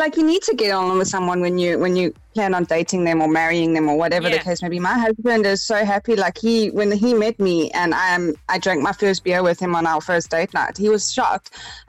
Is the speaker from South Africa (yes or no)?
yes; South Africa; I am South African, and as South African girls really do like our beer and rugby